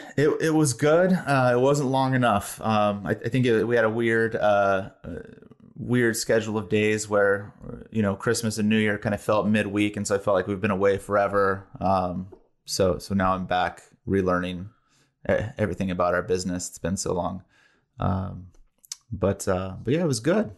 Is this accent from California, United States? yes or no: yes; Bay Area, California, United States; also born or lived in San Diego; born and raised in the Bay Area